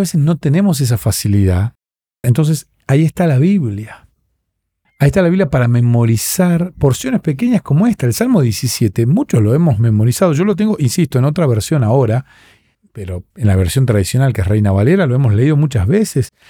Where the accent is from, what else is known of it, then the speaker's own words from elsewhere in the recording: Argentina; soy argentino